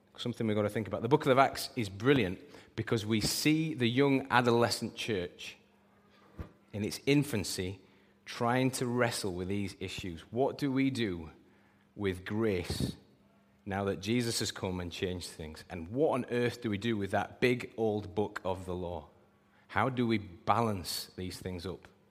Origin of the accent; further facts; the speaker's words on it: United Kingdom; we're British